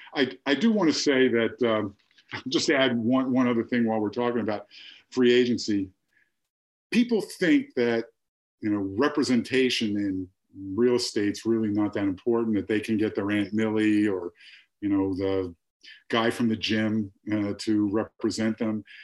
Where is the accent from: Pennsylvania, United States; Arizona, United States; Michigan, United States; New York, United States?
Pennsylvania, United States; Philadelphia; also born or lived in San Diego; now in Miami, United States; born and raised in Philadelphia